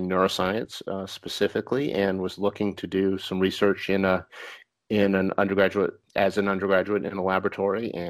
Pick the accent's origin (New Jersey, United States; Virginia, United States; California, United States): Virginia, United States; Charlottesville; moved away as an adult; now in Florida, United States; I grew up in Virginia, Charlottesville, and went to the University